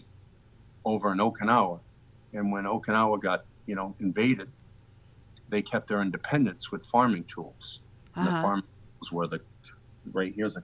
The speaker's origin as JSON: {"language": "English", "town": "Boston", "region": "Massachusetts", "country": "United States", "moved": "yes", "said": "I came from the Boston area"}